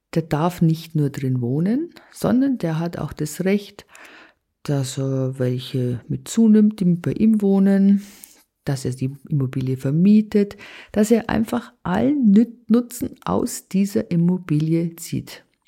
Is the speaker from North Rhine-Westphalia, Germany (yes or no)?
no; Bavaria, Germany; bei uns in Bayern